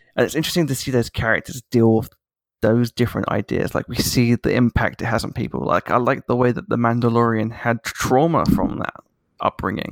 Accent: United Kingdom; a British person

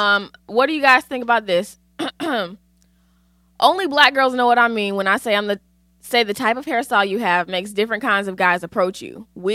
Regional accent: Connecticut, United States; And I'm from Connecticut, by the way. My cousin used to go to church in Stanford and I lived at that mall.

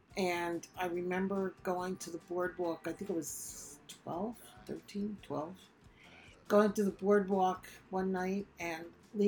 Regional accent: New Jersey, United States; when I was in my late teens, growing up in New Jersey

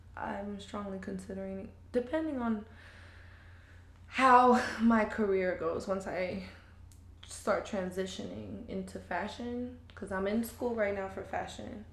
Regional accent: Fayetteville, North Carolina, United States; moved away as an adult; also born or lived in Trinidad; now in Charlotte, United States; I grew up in Fayetteville, but my family's from Trinidad

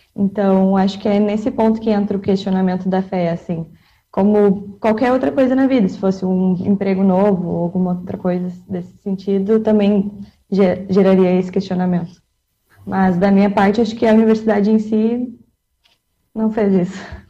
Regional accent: Canoas, Rio Grande do Sul, Brazil; eu sou de Canoas, moro em Canoas

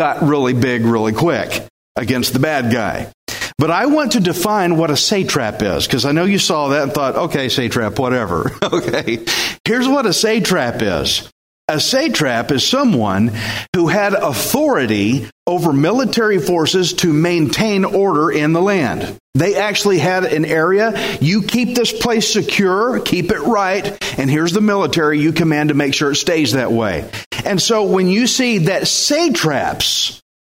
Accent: Texas, United States; I'm Texan

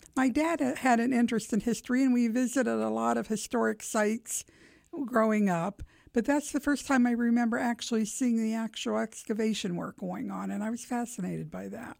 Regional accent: Steubenville, Ohio, United States; moved away as an adult; now in Columbus, United States; I'm originally from Steubenville, Ohio

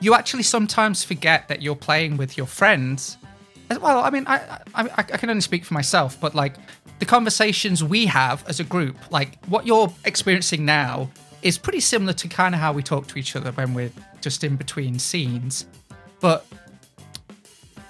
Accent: England, United Kingdom; I grew up in England

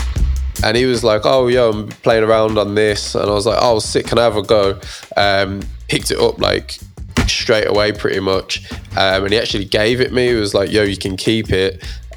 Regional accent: Birmingham, West Midlands, United Kingdom; From Birmingham, 01321.

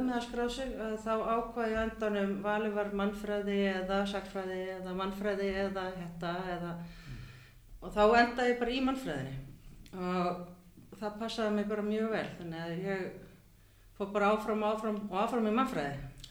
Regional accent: Hafnarfjörður, Capital Region, Iceland; also born or lived in Champaign-Urbana, Illinois / Minneapolis / New York / Cambridge, Massachusetts; now in Reykjavík, Iceland; ég er alveg upp í Hafnarferði

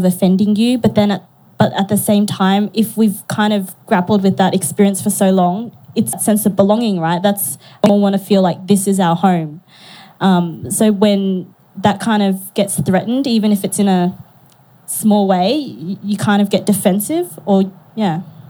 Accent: Australia; my parents are from Vietnam, but, you know, I'm Australian.

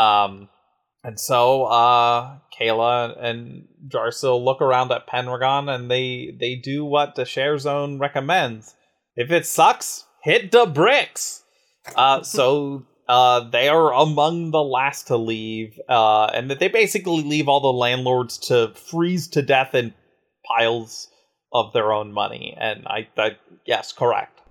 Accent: United States; being an American

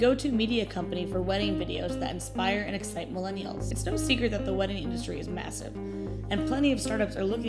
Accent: New York, United States; I'm live from my hometown in New York.

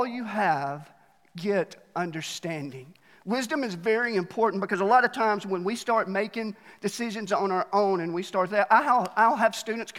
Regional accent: Alabama, United States; now in Mt. Juliet, United States; I was born there, and they just taught me how to cheer for national championships. That's all they did in school

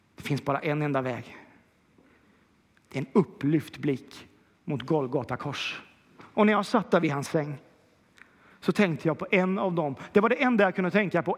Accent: Kil, Värmland, Sweden; Jag är ju också från Kil

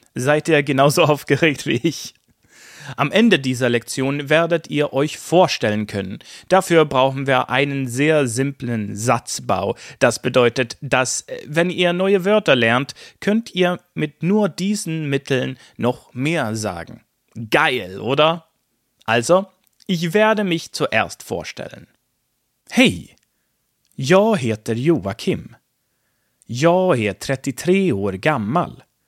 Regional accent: Sweden

